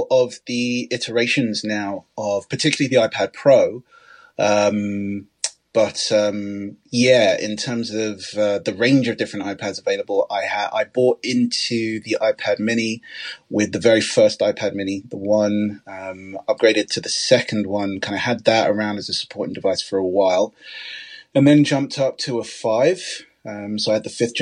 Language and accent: English; London, United Kingdom; As a Londoner